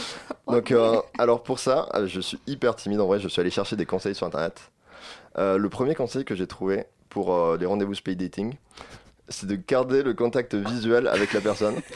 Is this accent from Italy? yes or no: no; Toulouse, Occitania, France; accent: southern; je suis toulousain.